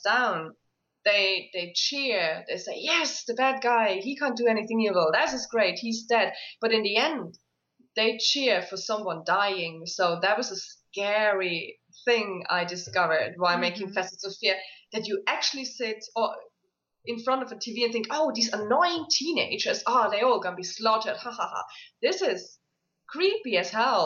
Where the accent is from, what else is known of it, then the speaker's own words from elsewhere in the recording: Isle of Skye, Scotland, United Kingdom; I grew up on the Isle of Skye, which is very heavy with legend and lore and fairy tales and scary tales